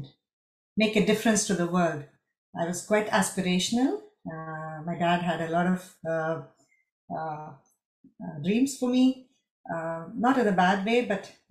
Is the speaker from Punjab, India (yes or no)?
no; Madurai, Tamil Nadu, India; first language Tamil; English is a second language; moved away as an adult; also born or lived in Chennai, India; now in Frankfurt, Germany; My childhood was predominantly in Madurai, a small town